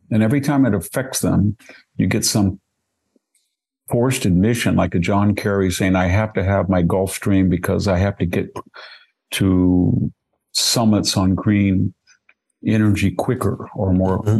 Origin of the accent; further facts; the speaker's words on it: Selma, California, United States; my hometown